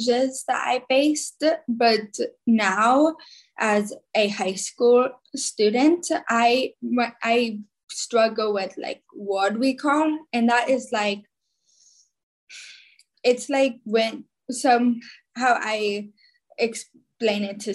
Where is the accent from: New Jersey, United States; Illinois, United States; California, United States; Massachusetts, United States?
New Jersey, United States; also born or lived in Khabarovsk, Russia; I live in New Jersey. And this September, I will be a senior. I was adopted from Khabarovsk, Russia, when I was about 2.5 years old